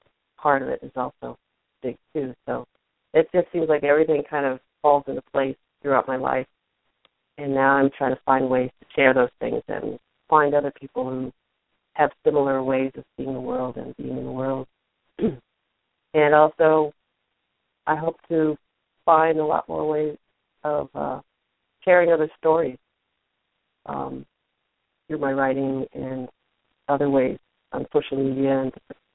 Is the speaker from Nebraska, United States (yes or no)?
no; South Bend, Indiana, United States; moved away as an adult; also born or lived in Michigan / Washington, D.C. / Vermont; I grew up here in South Bend, Indiana, and then I went to school in Michigan, kept heading east, ended up in New England and the Atlantic coast